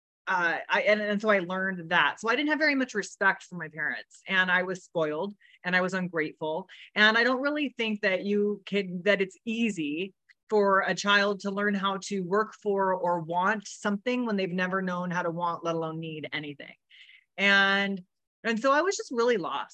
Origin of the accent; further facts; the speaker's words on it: Riverside, California, United States; was born in Riverside, California, on a ranch with horses, with both of my parents.